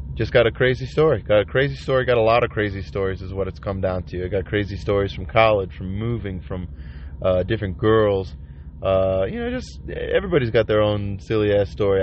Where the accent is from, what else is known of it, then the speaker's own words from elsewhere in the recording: Chicago, Illinois, United States; I'm from Chicago.